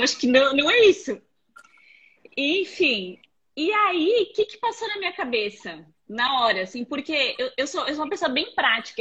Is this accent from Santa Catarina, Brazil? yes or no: yes; Blumenau, Santa Catarina, Brazil; moved away as an adult; also born or lived in Balneário Camboriú; now in Florianópolis, Brazil; eu nasci em Blumenau, né? Nasci em Blumenau e morei muitos anos lá. E a minha infância inteira